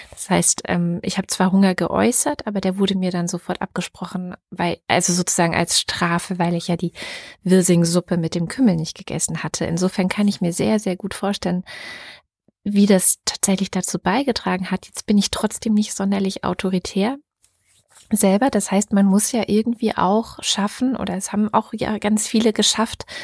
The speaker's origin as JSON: {"language": "German", "region": "Southern Germany", "country": "Germany", "tie": "born or raised there", "said": "ich bin zwar ein Teil in Süddeutschland zur Schule gegangen, aber ein Teil habe ich auch meiner Kindheit in Ostdeutschland verbracht"}